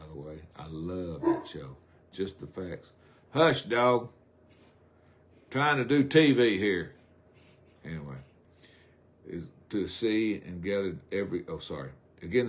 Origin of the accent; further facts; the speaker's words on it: South Arkansas, United States; I'm from South Arkansas